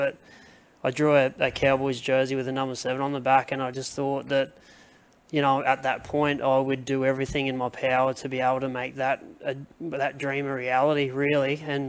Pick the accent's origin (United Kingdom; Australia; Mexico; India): Australia; Mackay, Queensland; moved away; also born or lived in Townsville / Sydney; born and bred in the Mackay region, grew up on a farm out at Walkeston with the family.